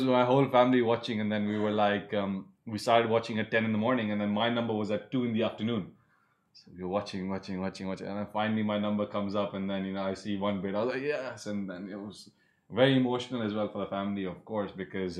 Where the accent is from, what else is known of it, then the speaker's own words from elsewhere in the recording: Delhi, India; now in United Arab Emirates; I'm from Delhi